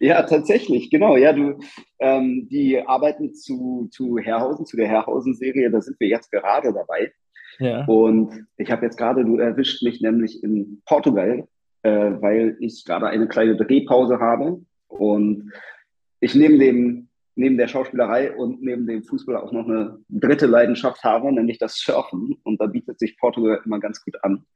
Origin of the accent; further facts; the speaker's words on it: Berlin, Germany; Ich bin in Stegels aufgewachsen